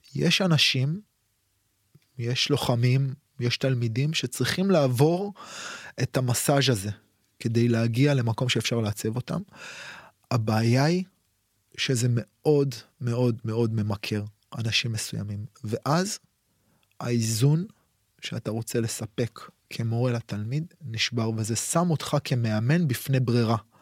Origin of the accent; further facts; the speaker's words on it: Israel; אצלנו בישראל